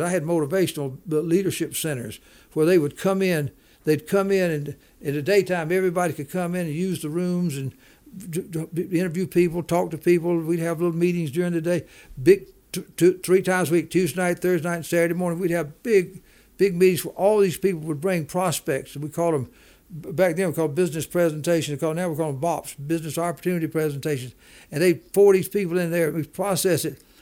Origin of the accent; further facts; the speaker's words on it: Macon, Georgia, United States; moved away; also born or lived in Denver; from Macon, Georgia, lived there, all, born and raised there